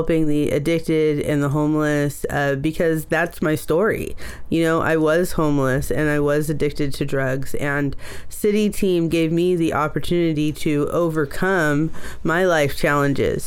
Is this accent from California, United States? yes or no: yes; Oakland, California, United States; I was born in Oakland. A lot of my early story is in Oakland.